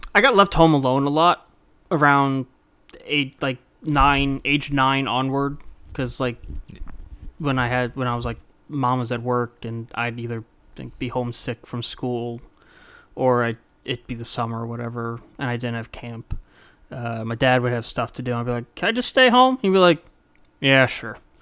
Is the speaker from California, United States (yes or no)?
no; Mississippi, United States; I was born in Mississippi.